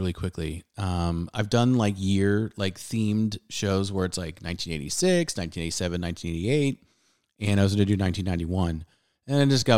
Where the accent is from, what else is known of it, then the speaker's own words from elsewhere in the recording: Southern California, United States; growing up in Southern California